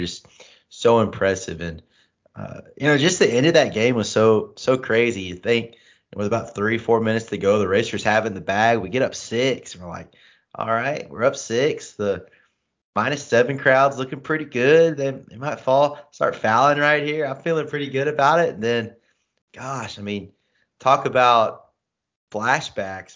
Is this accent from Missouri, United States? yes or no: yes; St. Louis, Missouri, United States; I'm from Saint Louis